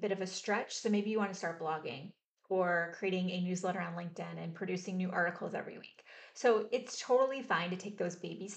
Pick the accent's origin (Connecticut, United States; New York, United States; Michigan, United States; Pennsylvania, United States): Michigan, United States; Mount Clemens; also born or lived in Richmond, Michigan; now in Austin, United States; I grew up in Mount Clemens, Michigan, and then moved to Richmond, Michigan. And I live in Austin, Texas now